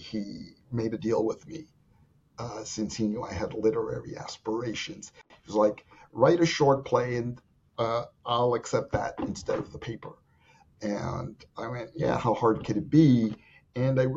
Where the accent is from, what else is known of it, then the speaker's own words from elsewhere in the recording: New York City, New York, United States; I'm from the South Bronx, from the West Farms Housing Projects there